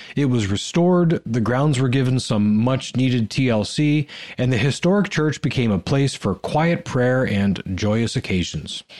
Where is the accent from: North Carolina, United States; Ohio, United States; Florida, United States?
Ohio, United States; I'm from Ohio